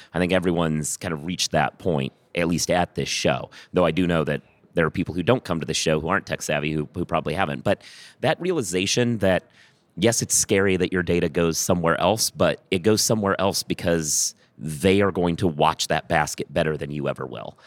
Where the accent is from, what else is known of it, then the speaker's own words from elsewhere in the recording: Minneapolis, Minnesota, United States; also born or lived in Iowa; now in New York, United States; I was born in Minneapolis